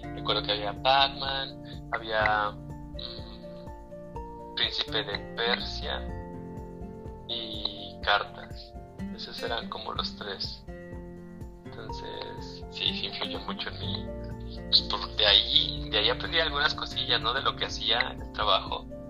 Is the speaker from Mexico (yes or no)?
yes; Durango, Mexico; moved away as an adult; also born or lived in Mexico City; now in Querétaro, Mexico; Yo nací en la Ciudad de México, pero después mi familia, mis hermanos y yo nos fuimos a, a Durango. Entonces crecí en Durango hasta los 18 años